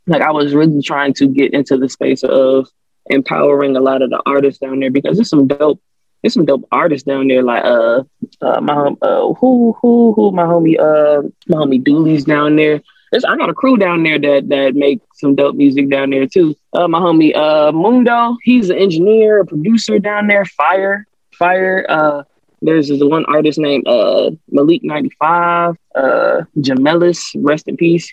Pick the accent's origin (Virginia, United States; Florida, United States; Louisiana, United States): Louisiana, United States; New Orleans; moved away; I'm from New Orleans originally. Uh, I was born in Uptown New Orleans, Third Ward